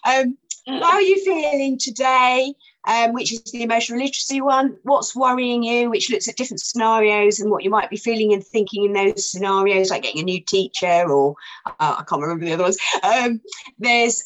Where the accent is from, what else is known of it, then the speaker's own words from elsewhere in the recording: Gatwick, South East England, United Kingdom; it was always tea when I was a kid, because I'm from Gatwick and we always called it tea